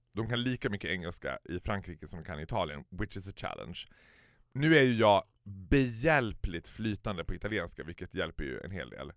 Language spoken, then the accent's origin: Swedish; Sweden; Vi är svenskar